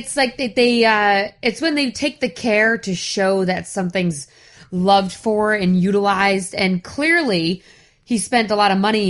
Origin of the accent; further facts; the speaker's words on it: Rhode Island, United States; accent: Northeast; I'm from Rhode Island.